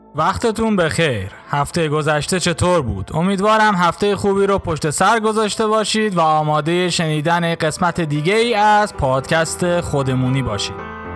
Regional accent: Iran; یک ایرانی که همیشه بهترین ها رو برای سرزمین مادری خودش میخواد

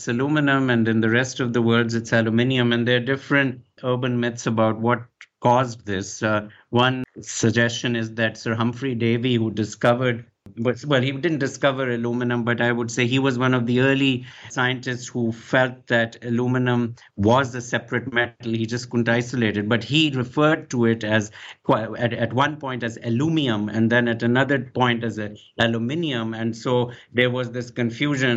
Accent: Pakistan; moved away; I come originally from Pakistan, so I was schooled in the British system, and I grew up calling it aluminium

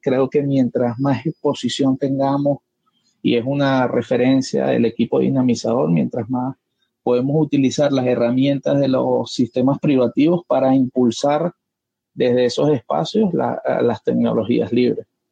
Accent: Caracas, Capital District, Venezuela; soy de Caracas, Venezuela

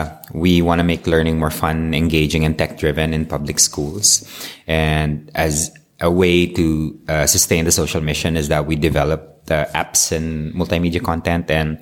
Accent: Philippines; I'm from the Philippines

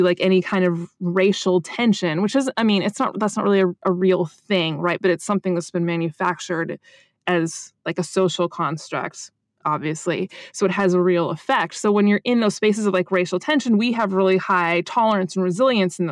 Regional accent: United States; speaking as an American

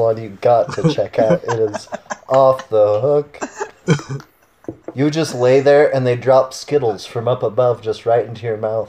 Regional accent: Ohio, United States; I grew up in a really small town as a kid in Ohio

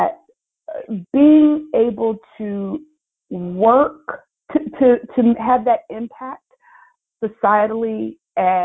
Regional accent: Philadelphia, Pennsylvania, United States; I'm from Philly

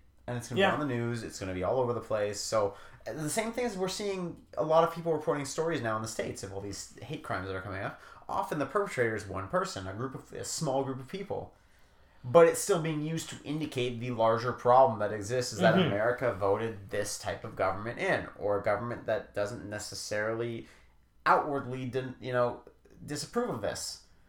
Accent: Canada; I'm Canadian

